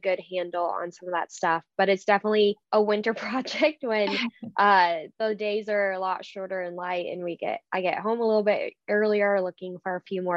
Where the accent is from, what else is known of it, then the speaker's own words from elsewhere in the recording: Wakefield, Nebraska, United States; my hometown of Wakefield, Nebraska